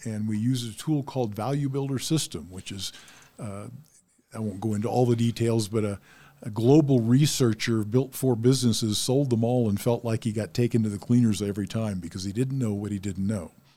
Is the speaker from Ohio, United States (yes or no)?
yes; Ohio, United States; moved away; my town where I was born in Ohio